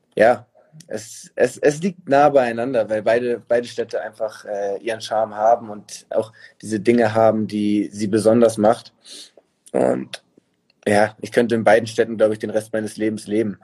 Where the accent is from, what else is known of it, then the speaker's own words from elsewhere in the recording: Hamburg, Germany; moved away as an adult; now in Munich, Germany; ich bin ja nicht mal in Hamburg geboren, aber es ist für mich trotzdem Heimat